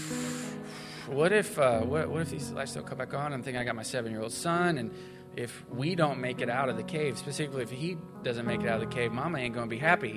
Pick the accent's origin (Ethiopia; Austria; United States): United States; Missouri; I grew up in Missouri